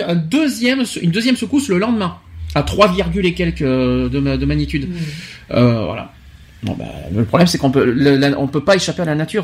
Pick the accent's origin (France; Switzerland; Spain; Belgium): France; chez nous en France